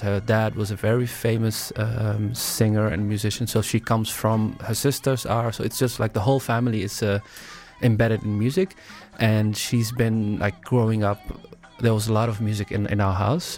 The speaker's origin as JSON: {"language": "English", "town": "Breda", "region": "North Brabant", "country": "Netherlands", "tie": "born or raised there", "also_born_or_lived": "Somalia", "said": "grew up in the Netherlands, mainly came here as a refugee, as a kid, and, yeah, grew up in the south of the Netherlands, Breda"}